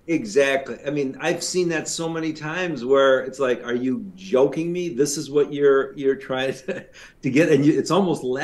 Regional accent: Canada; accent: Canadian; Canadian. I should give my Canadian accent

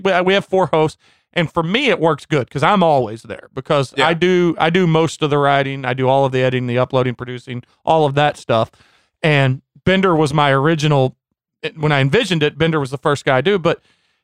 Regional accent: St. Louis, Missouri, United States; we're from the Midwest

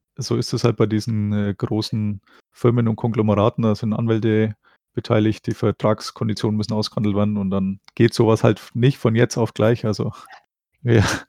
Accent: Germany; als Deutscher

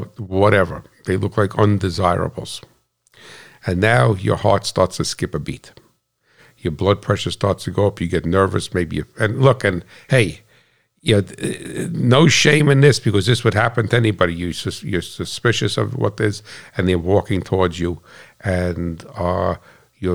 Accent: United States; I'm American

